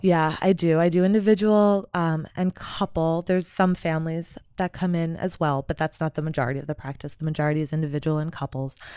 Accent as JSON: {"language": "English", "town": "Somerset", "region": "New Jersey", "country": "United States", "tie": "born or raised there", "also_born_or_lived": "Pennsylvania / Chicago", "moved": "as an adult", "said": "so I'm originally from Somerset, New Jersey. I was born and raised there"}